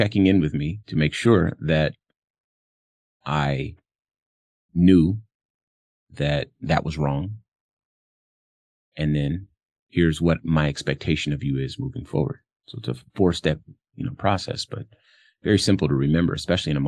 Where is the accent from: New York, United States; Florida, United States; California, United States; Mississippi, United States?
California, United States; Compton; I'm from Compton, California. So I grew up around a lot of gangsta activity